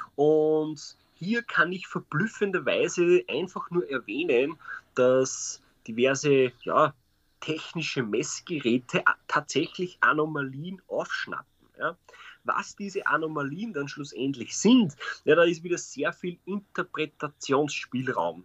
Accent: Austria; bei uns in Österreich

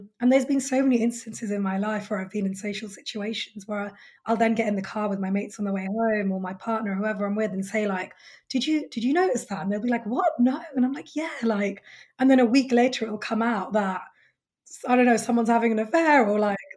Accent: United Kingdom; my lived experience as a British Indian woman

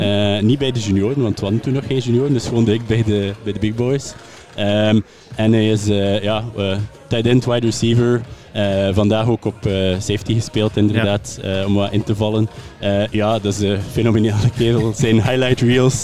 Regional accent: West Flanders, Belgium; moved away; ik ben eigenlijk van West-Vlaanderen

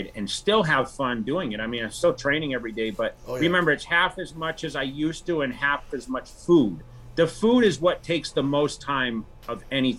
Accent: Worcester, Massachusetts, United States; Yeah. I came from Worcester, which is like central.

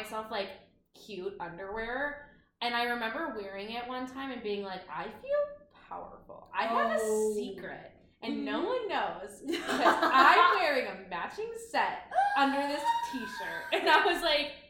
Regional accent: Midwest, United States; born or raised there; moved away as an adult; now in New York City, United States

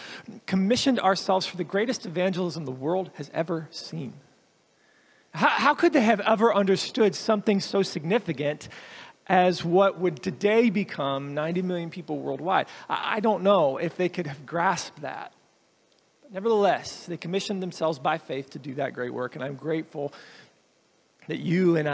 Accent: the South, United States; moved away; I grew up in the South where my pastor used

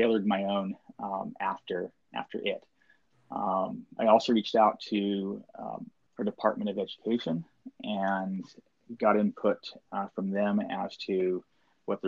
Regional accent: Maui, Hawaii, United States; also born or lived in Washington; I was raised on Maui, and having grown up on the island here

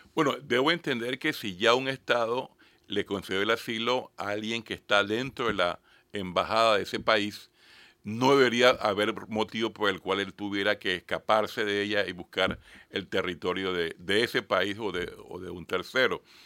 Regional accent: Panama; como ciudadano panameño

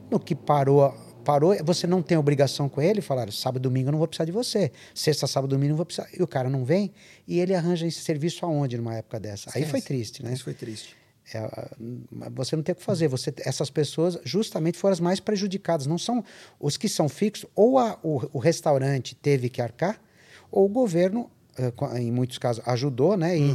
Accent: Brazil; Eu não sou italiano, sou brasileiro.

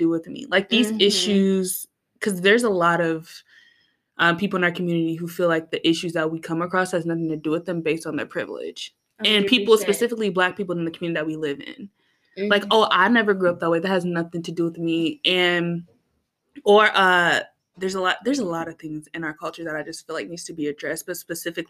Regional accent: Metro Detroit suburbs, Michigan, United States; I'm from Detroit

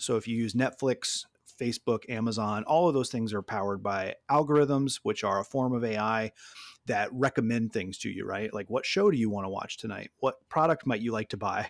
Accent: Louisiana, United States; moved away as an adult; now in Michigan, United States; I'm from Louisiana, um, I was a middle school social studies teacher there, moved to Michigan, um, o-, over, over a decade ago now

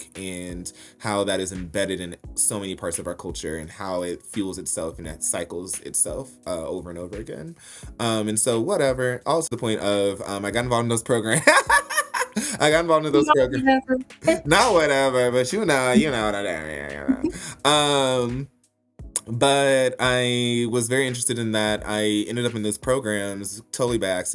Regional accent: Little Rock, Arkansas, United States; moved away as an adult; also born or lived in Memphis, Tennessee / Denver, Colorado; growing up in Little Rock, Arkansas

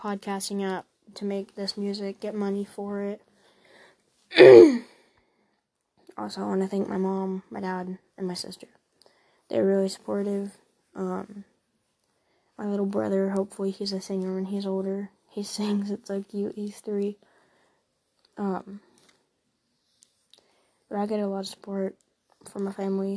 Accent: Ohio, United States; I'm from Ohio. I'm 13 years old

